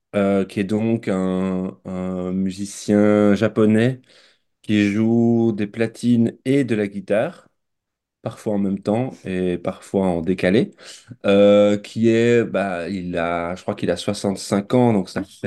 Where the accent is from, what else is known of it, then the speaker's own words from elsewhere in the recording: Belgium; now in France; je suis né, j'ai grandi en Belgique, je vis maintenant en France